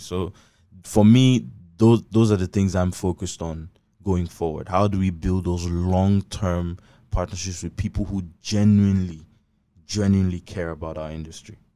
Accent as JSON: {"language": "English", "town": "Abak", "region": "Akwa Ibom", "country": "Nigeria", "said": "I'm from, I'm from Abak"}